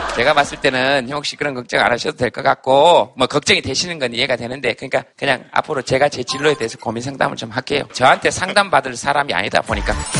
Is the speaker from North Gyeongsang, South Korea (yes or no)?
yes; Yeongcheon, North Gyeongsang, South Korea; moved away; 저도 막 이렇게 영천에 살았지만